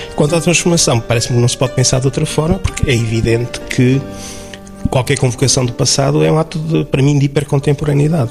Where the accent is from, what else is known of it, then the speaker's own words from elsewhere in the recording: Chaves, Norte, Portugal; minha terra, enfim, eu sou de Chaves